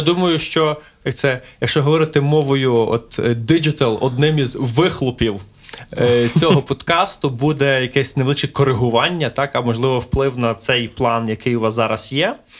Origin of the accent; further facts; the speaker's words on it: Lviv, Lviv Oblast, Ukraine; мій рідний Львів